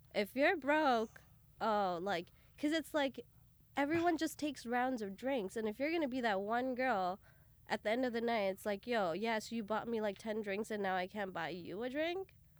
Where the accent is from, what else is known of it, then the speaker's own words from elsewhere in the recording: Brampton, Ontario, Canada; also born or lived in Bathinda, Punjab, India / Toronto area; I was, uh, born in Punjab, Batinda, and we all moved over to Canada when I was about six, and then from there I was raised in Canada, uh, specifically, uh, just outside of Toronto